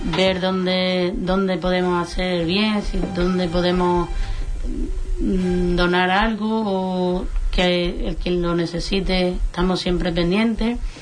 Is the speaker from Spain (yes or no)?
yes; La Puebla de Guzmán, Andalusia, Spain; la Puebla decimos siempre que el año comienza el martes de Peña